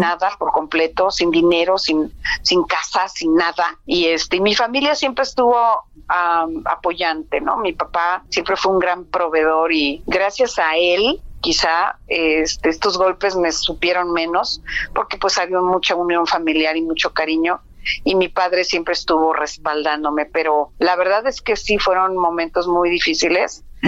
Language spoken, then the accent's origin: Spanish; Mexico; lo que somos como mexicanos